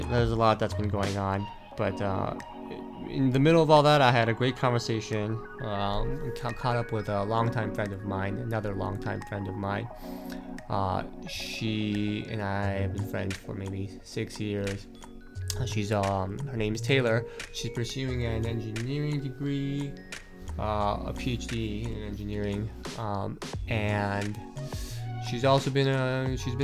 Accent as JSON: {"language": "English", "country": "Brazil", "tie": "born or raised there", "moved": "as an adult", "lives_now": "Bay Area, United States", "said": "I grew up in Brazil most of my life. And then I went to Cal to study"}